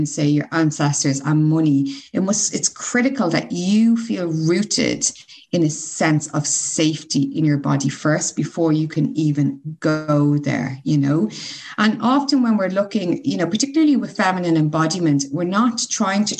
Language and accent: English; Ireland; as an Irish person